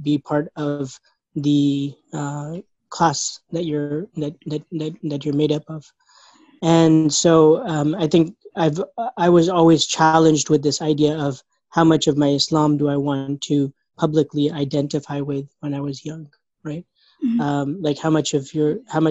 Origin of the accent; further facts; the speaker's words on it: Indiana, United States; I grew up in Indiana, and I'm often referred to as an ISNA baby